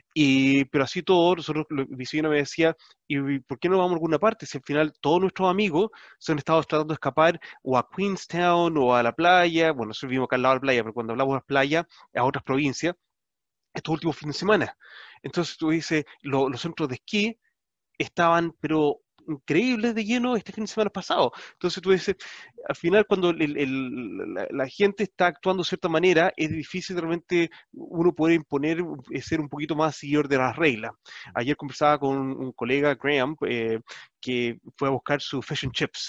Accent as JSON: {"language": "Spanish", "country": "Chile", "said": "nuestra identidad como chilenos. Como chilenos somos bastante orgullosos"}